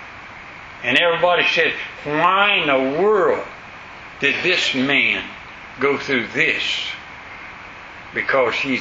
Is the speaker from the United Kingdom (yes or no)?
no; West Florida, United States; I'm from West Florida, back in the woods.